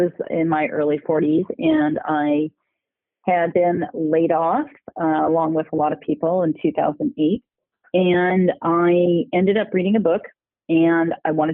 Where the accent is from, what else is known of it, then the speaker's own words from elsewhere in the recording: Cerritos, California, United States; also born or lived in Milwaukee, Wisconsin; I was born in Milwaukee, Wisconsin, but I moved out here, not by myself, of course, with my parents, when I was 2 years old. And I grew up, we moved to one city, and then we ended up in a city called Cerritos, California